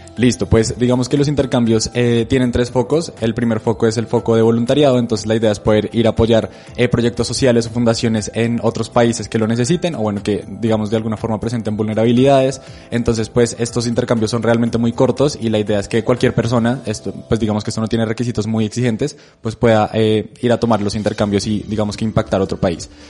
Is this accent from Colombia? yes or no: yes; Colombia; nosotros creemos que como colombianos